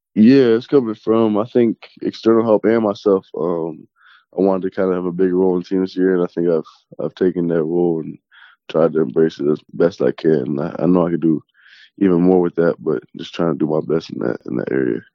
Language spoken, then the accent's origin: English; small town outside Toronto, Ontario, Canada; I grew up in like a small, small town, probably 30, 40 minutes outside Toronto